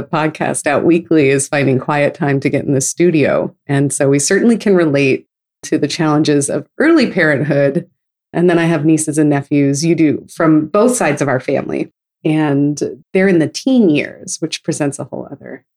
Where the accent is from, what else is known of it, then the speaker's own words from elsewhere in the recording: Novato, California, United States; growing up in Novato, California, which is in the Bay Area